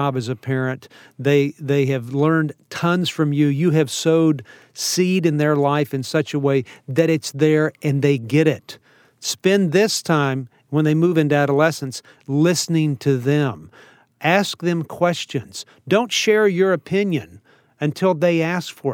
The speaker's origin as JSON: {"language": "English", "region": "Texas", "country": "United States", "said": "I'm a Texan"}